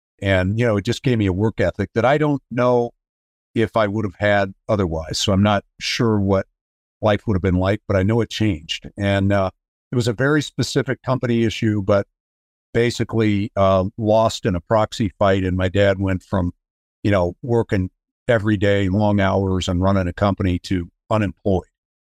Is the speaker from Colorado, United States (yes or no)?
yes; Denver, Colorado, United States; I grew up in Denver, Colorado. I am the youngest of four kids